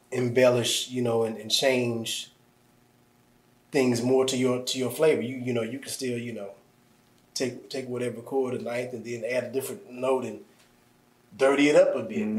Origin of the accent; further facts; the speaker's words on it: Midwest, United States; moved away; I'm from the Midwest